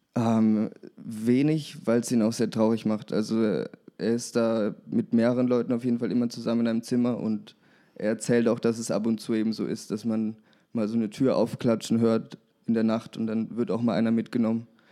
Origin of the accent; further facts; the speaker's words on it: Würzburg, Bavaria, Germany; ich komme aus Würzburg